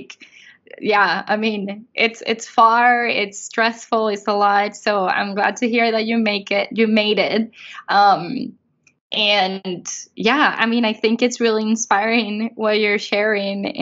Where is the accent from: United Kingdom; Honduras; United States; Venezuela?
Venezuela; moved away; I'm from Venezuela